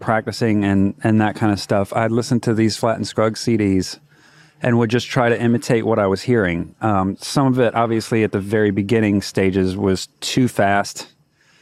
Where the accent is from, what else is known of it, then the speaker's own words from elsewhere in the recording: Florence, South Carolina, United States; moved away as an adult; now in Raleigh, United States; I'm originally from Florence, South Carolina. I've lived in Raleigh since 2006